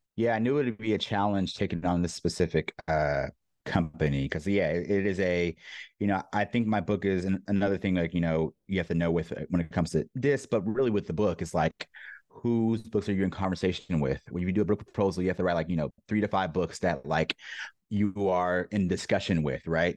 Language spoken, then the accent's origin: English; San Diego, California, United States; also born or lived in New York; I'm born and raised in Southern California, San Diego specifically.